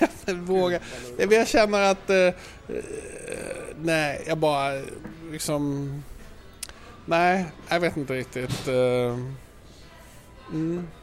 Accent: Malmö, Skåne, Sweden; now in Stockholm, Sweden; Jag kommer från Malmö

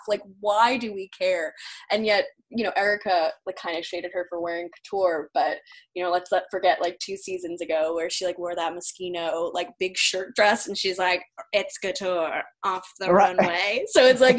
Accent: New York, United States; as a New Yorker

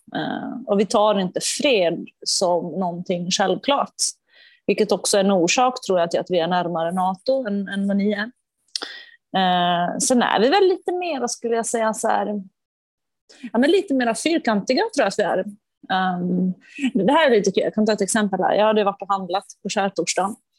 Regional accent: Finland

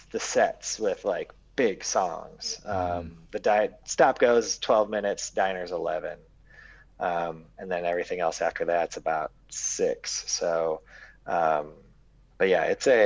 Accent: Texas, United States; I'm from Texas, so I didn't ski. I watched Perry Mason.

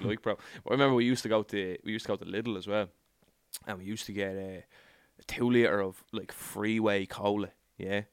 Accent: Ireland; born or raised there

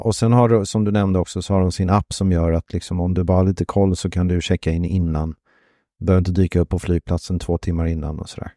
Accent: Sweden; Som svensk

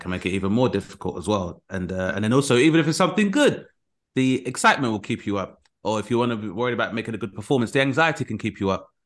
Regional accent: United Kingdom; as a British person

